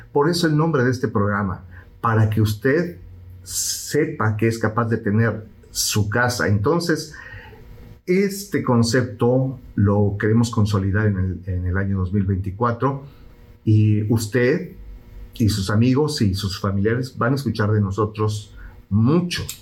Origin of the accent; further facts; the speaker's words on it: Mexico; now in Houston, United States; soy mexicano y porque lo he vivido